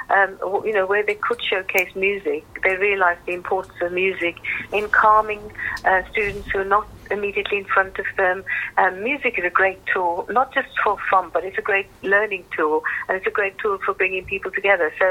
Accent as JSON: {"language": "English", "town": "Birmingham", "region": "West Midlands", "country": "United Kingdom", "said": "I'm just almost because I'm a Brummie bottom"}